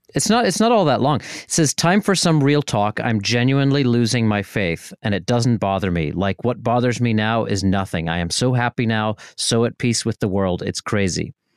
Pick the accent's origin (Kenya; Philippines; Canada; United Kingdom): United Kingdom; Northern Ireland; moved away; I was from Northern Ireland